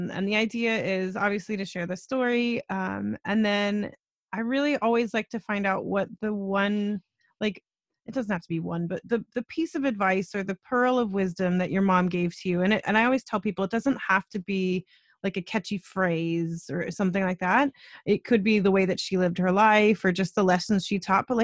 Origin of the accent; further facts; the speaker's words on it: United States; now in Canada; I'm American